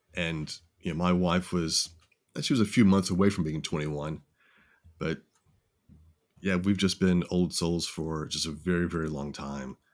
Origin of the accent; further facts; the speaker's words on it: Tennessee, United States; now in San Antonio, United States; grew up in Tennessee